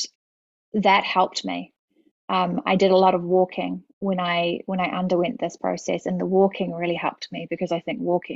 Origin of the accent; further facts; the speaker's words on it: Auckland, New Zealand; moved away; I grew up in New Zealand, and my mother was a family doctor, and my dad taught at the medical school at Auckland University